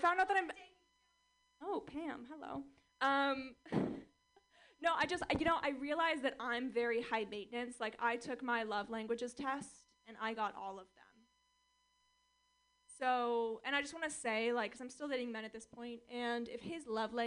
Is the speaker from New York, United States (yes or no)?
no; Orange County, California, United States; I grew up in Orange County, California, which is strange.